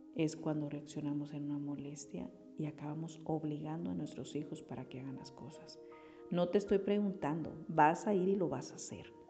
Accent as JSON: {"language": "Spanish", "country": "Mexico", "said": "como mexicanos"}